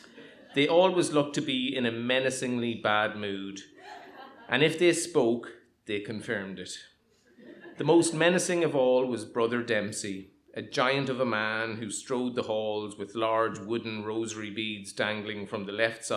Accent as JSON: {"language": "English", "town": "Monaghan", "region": "County Monaghan", "country": "Ireland", "tie": "born or raised there", "also_born_or_lived": "Dundalk", "said": "In 1976, we moved from Dundalk, which I thought was the centre of the universe, to what was actually the true centre of the universe, Monaghan. I was 9."}